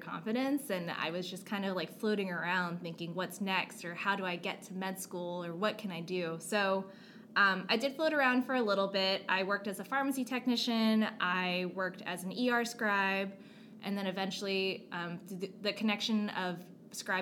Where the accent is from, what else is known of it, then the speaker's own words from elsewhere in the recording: Dallas-Fort Worth area, Texas, United States; I grew up in the Dallas-Fort Worth area of Texas, was basically there most of my life